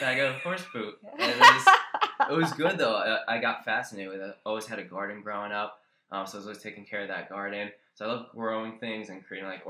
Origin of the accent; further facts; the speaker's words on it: Roosevelt, New Jersey, United States; I grew up in Roosevelt, New Jersey. It's central Jersey.